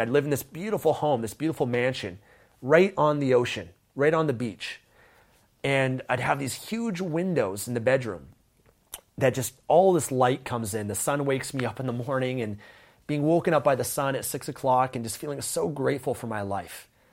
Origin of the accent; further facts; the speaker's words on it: Vancouver, British Columbia, Canada; I grew up in Vancouver, Canada